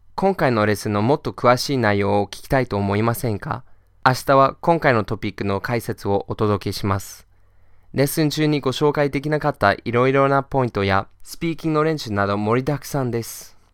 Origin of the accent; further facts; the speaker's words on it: Boston, Massachusetts, United States; I'm from Boston